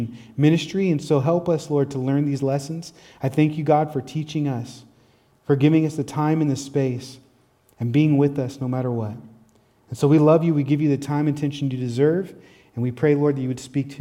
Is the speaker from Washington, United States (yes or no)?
yes; Tacoma, Washington, United States; also born or lived in Olympia; It even brought me from my hometown, Tacoma, to Olympia, another city